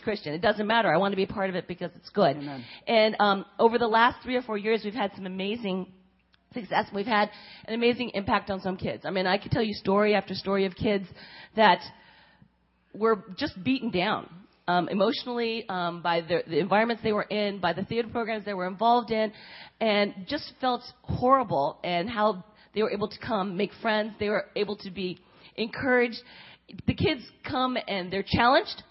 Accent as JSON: {"language": "English", "region": "California", "country": "United States", "tie": "born or raised there", "also_born_or_lived": "Korea / Pennsylvania", "moved": "as an adult", "lives_now": "Cincinnati, United States", "said": "raised in California"}